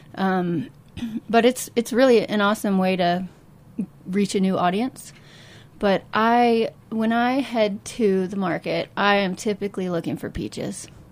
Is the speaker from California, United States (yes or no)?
no; Kansas City, Missouri, United States; moved away; I'm originally from Kansas City